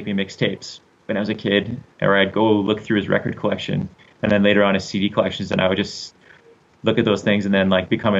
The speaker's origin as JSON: {"language": "English", "town": "Calgary", "region": "Alberta", "country": "Canada", "tie": "born or raised there", "said": "I grew up here in Calgary. I'm born and raised in Calgary."}